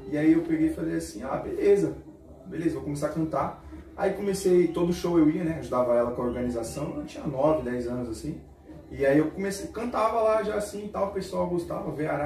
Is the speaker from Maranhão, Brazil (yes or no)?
no; São Paulo, Brazil; eu sou aqui do Grajaú, sou aqui do Grajaú mesmo, moro ali no Parquezinho Sapocaia, um salve pra todo mundo de lá, Cantinho do Céu, Monte Verde, tamo junto.